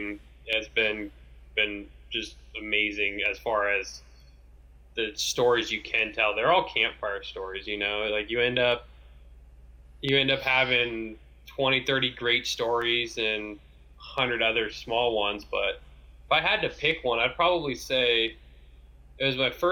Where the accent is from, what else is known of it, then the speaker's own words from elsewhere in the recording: Antioch, California, United States; born and raised in Antioch